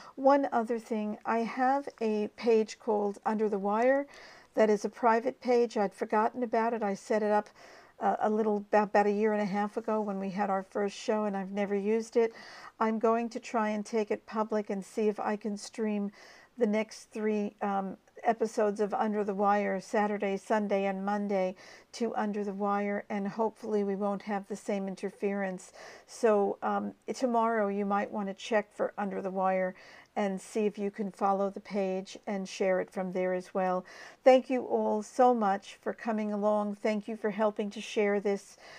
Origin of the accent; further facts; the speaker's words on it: United States; now in Australia; as an American by birth